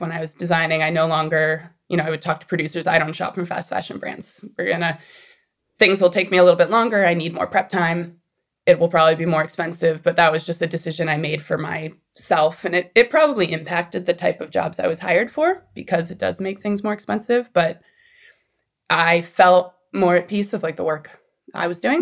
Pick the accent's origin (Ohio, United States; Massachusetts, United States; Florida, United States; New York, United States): Massachusetts, United States; Boston; moved away as an adult; now in Los Angeles, United States; I'm actually from Boston